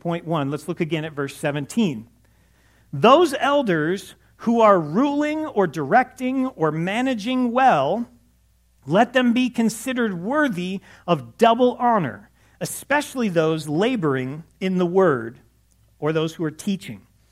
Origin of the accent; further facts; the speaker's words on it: Los Angeles, California, United States; I grew up in Los Angeles